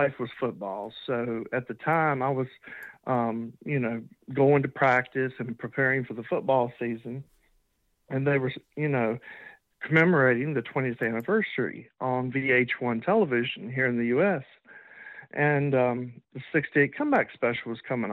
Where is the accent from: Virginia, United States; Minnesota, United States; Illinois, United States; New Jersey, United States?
Virginia, United States; Iron Gate; also born or lived in Roanoke, Virginia / North Carolina; I'm born and raised in Virginia. I was born in a little teeny town called Iron Gate, and I currently live in Roanoke, Virginia.